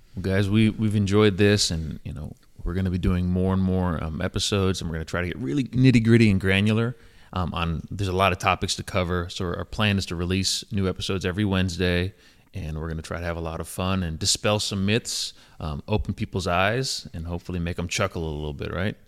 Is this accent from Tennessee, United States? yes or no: yes; Johnson City, Tennessee, United States; moved away as an adult; also born or lived in North Carolina; my hometown, Johnson City, Tennessee